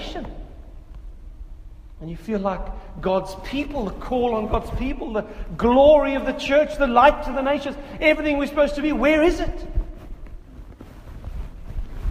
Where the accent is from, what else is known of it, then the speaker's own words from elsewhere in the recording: South Africa; in South Africa as a South African